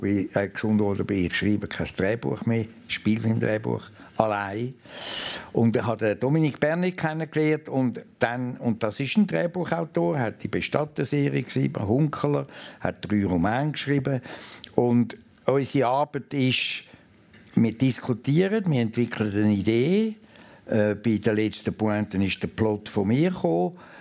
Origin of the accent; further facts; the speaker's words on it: Lake Zurich municipality, Switzerland; Ich bin in Helleberg aufgewachsen, Seegemeinde am Zürichsee.